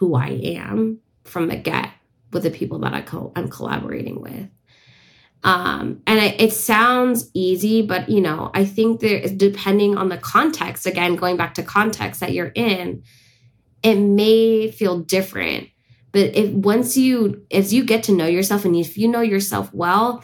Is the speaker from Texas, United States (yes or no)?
no; San Francisco, California, United States; I was born and raised in San Francisco, which is unceded Ohlone land